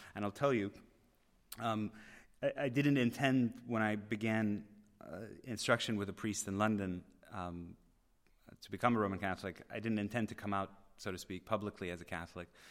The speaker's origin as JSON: {"language": "English", "town": "Tehran", "region": "Tehran Province", "country": "Iran", "tie": "born or raised there", "moved": "yes", "said": "I was born in Tehran, Iran"}